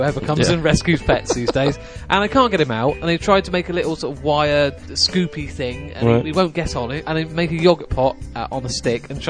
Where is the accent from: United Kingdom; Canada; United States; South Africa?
United Kingdom; Cornwall, South West England; I'm Cornish